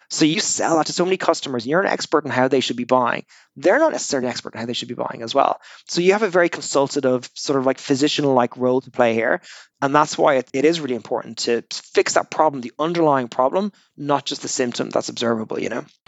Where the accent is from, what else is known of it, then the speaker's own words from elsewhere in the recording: Dublin, Ireland; moved away as an adult; now in Australia; I'm Irish originally. I joined Salesforce almost 17 years ago. It was 2004 when I was a young slip of a lad back in Dublin